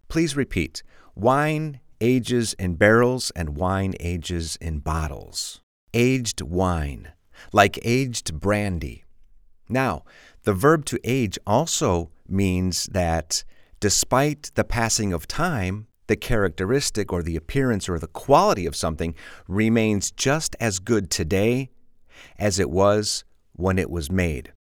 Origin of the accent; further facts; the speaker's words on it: Chicago, Illinois, United States; I'm from Chicago and we have a lot of junk food in Chicago